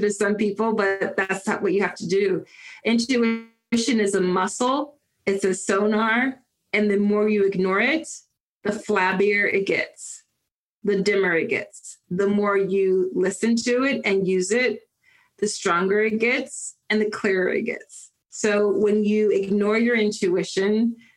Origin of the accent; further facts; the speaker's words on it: Philadelphia, Pennsylvania, United States; growing up in Philly in East Mount Airy